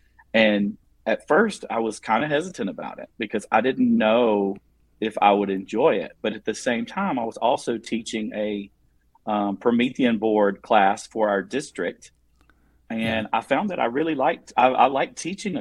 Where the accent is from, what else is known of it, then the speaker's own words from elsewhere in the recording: South Carolina, United States; accent: southern twang; I'm an educator from South Carolina. I'm sure you can hear the southern twang in my voice